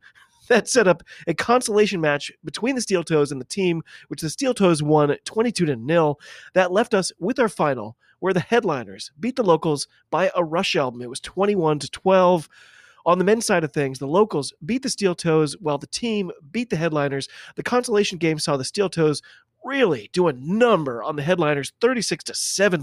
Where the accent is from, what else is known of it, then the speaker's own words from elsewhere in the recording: United States; I'm an American